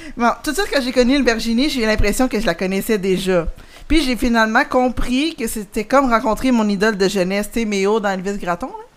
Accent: Longueuil, Quebec, Canada; j'ai grandi à Longueuil

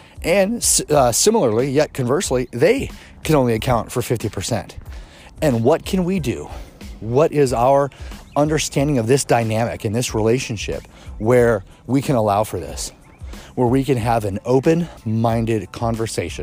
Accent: Kansas City, United States; I grew up in Kansas City

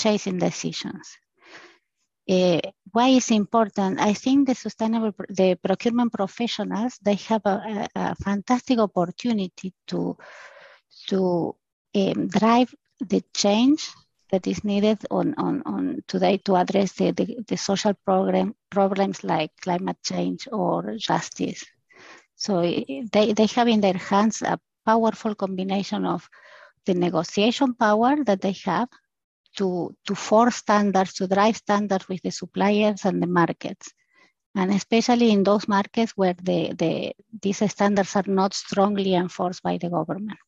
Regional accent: Argentina; moved away as an adult; also born or lived in Brazil / United States; now in Switzerland; I am from Argentina. For the last 20 years, I'm living and working in Switzerland

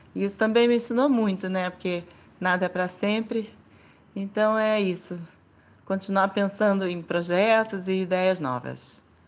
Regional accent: Santos, São Paulo, Brazil; brasileira, santista e designer editorial

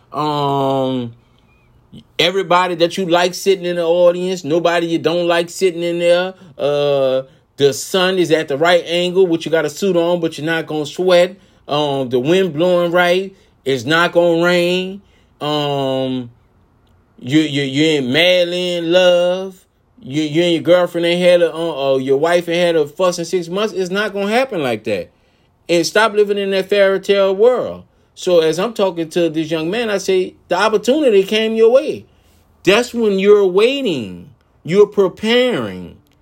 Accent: New Orleans, Louisiana, United States; I'm from New Orleans, Louisiana

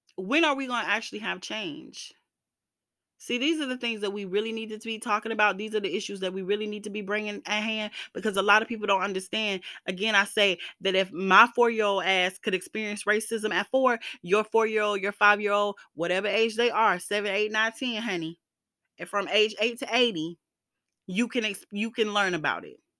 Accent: the South, United States; moved away; I went to school in the South, I grew up in the South

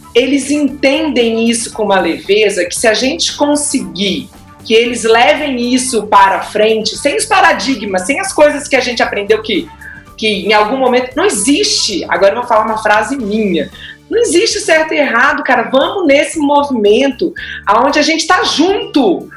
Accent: Florianópolis, Santa Catarina, Brazil; moved away as an adult; now in Belo Horizonte, Brazil; eu sou de Florianópolis

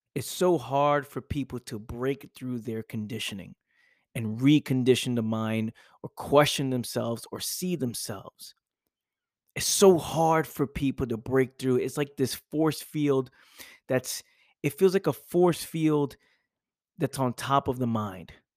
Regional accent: New York City, New York, United States; living in my parents' house, growing up in the Bronx

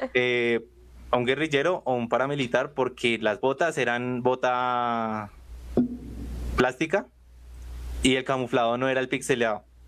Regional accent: Bogotá, Colombia; soy de Bogotá

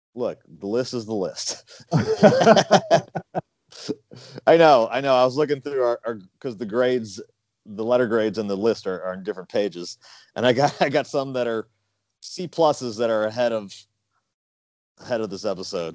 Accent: St. Louis, Missouri, United States; growing up in St. Louis

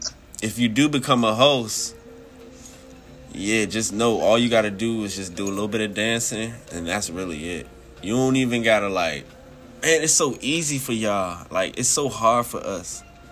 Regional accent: Washington, District of Columbia, United States; I'm from D.C. Yeah, I'm from D.C. out here chilling.

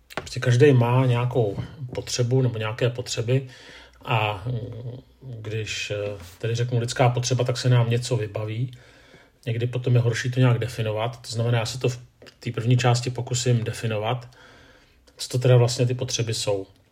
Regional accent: Czechia; že jsem muž, že jsem Čech

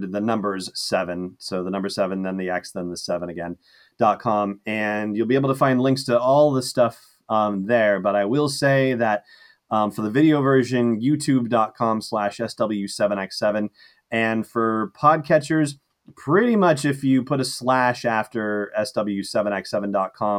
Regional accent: Los Angeles, California, United States; I grew up in Los Angeles, you know, very deserty

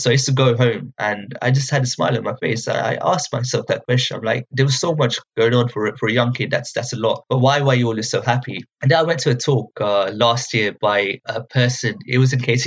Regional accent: Luton, East of England, United Kingdom; when I was growing up, I'm from Luton.

